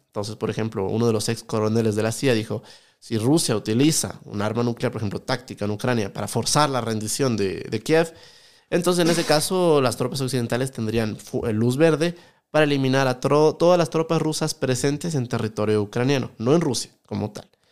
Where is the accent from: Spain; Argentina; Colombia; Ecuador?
Ecuador; Quito, Pichincha; also born or lived in France; yo soy de acá, de Ecuador, de Quito